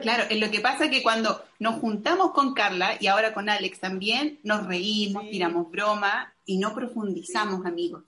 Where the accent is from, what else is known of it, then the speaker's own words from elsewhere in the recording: Santiago, Santiago Metropolitan Region, Chile; moved away as an adult; also born or lived in Tennessee, United States; now in Montevideo, Uruguay; nací en Santiago de Chile, eh, a los 24 años, no, 25 años, me mudé a Tennessee